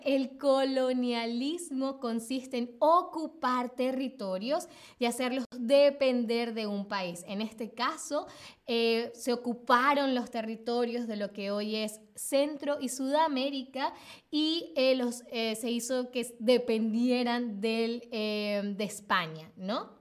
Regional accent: Venezuela; moved away as an adult; now in Berlin, Germany; me fui de Venezuela y me vine acá a Berlín sola

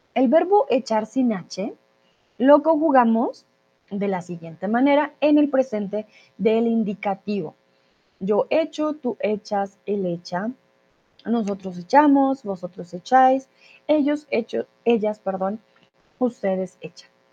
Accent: Colombia; soy de Colombia.

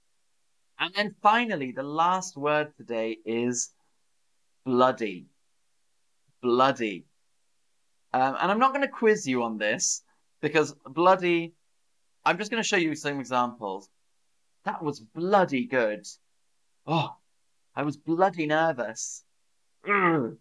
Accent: Oxford, South East England, United Kingdom; accent: posh; now in Germany; I grew up in Oxford. I'm from Oxford. It's a lovely city

